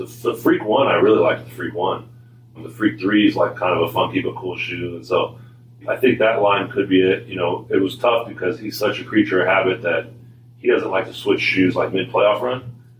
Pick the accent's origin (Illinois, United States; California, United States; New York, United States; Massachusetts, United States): California, United States; Sacramento; now in Portland, United States; I grew up in Sacramento